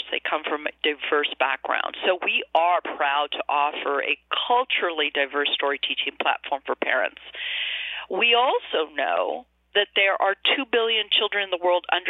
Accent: Arizona, United States; growing up in Arizona in a rural community

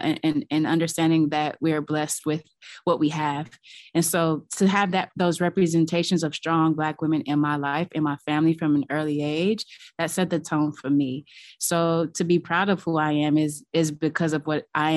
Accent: Los Angeles, California, United States; I grew up in Los Angeles, very close with my family

